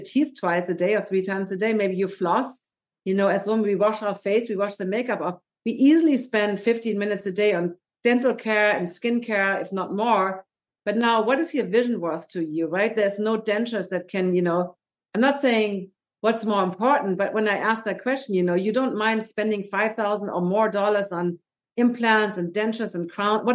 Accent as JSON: {"language": "English", "country": "Germany", "moved": "yes", "said": "I'm from Germany."}